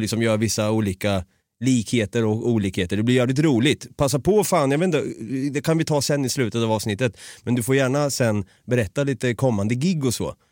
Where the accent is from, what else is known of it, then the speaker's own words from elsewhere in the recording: Norrköping, Östergötland, Sweden; accent: Östgötska; now in Stockholm, Sweden; jag är ju uppvuxen på en gata i Norrköping